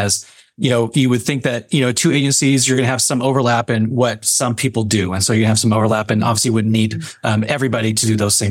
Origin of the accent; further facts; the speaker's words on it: Modesto, California, United States; also born or lived in Alaska; I was born and raised here in the Modesto area. So it was nice to leave Alaska and come back home.